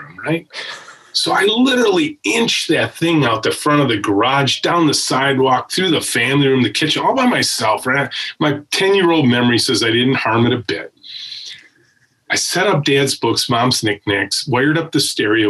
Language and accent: English; Macomb County, Michigan, United States; I grew up in Macomb County. I'm a pure Michigan kid